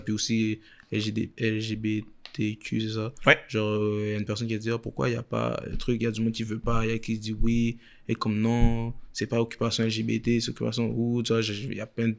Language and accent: French; Quebec, Canada; je viens de Québec